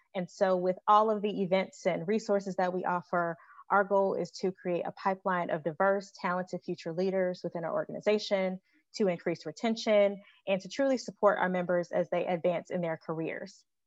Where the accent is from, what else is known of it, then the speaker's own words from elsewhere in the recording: Chicago, Illinois, United States; moved away as an adult; also born or lived in Chapel Hill, North Carolina; now in Greensboro, United States; I'm originally from Chicago and I moved to Greensboro back in 2015